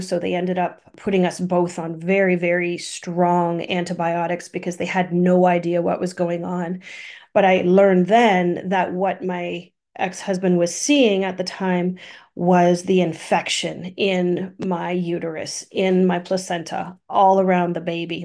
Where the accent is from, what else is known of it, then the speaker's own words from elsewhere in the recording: Thunder Bay, Ontario, Canada; I grew up in Thunder Bay, born in Thunder Bay